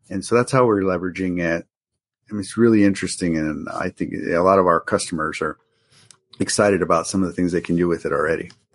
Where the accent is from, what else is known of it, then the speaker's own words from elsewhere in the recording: Albuquerque, New Mexico, United States; growing up in Albuquerque, New Mexico